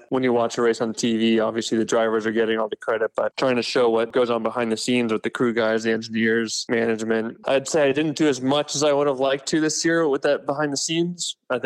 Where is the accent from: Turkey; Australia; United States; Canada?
United States; as an American driver